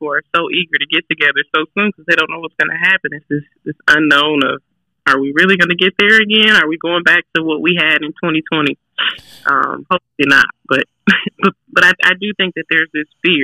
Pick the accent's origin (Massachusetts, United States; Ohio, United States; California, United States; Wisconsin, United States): Wisconsin, United States; Milwaukee; moved away as an adult; now in Fox Cities, United States; I am from the great city of Milwaukee, Wisconsin